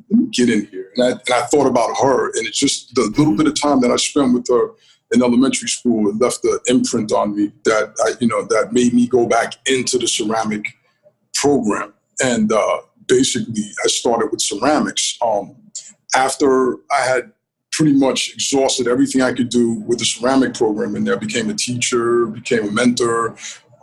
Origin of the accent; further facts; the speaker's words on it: Rockland County, New York, United States; where I grew up in Rockland County